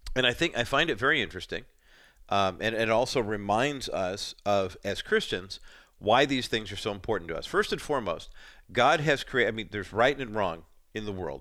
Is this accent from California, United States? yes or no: yes; Orange County, California, United States; also born or lived in East Whittier, California; I was born in East Whittier and then moved to Orange County when I was seven